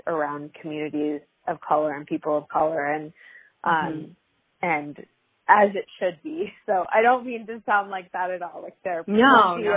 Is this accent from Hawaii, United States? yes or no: yes; Hawaii, United States; I was growing up in Hawaii